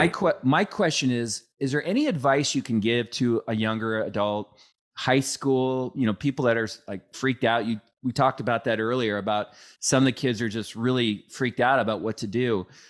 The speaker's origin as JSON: {"language": "English", "area": "Bridle Trails", "region": "Washington", "country": "United States", "tie": "born or raised there", "said": "I grew up in Bridal Trails"}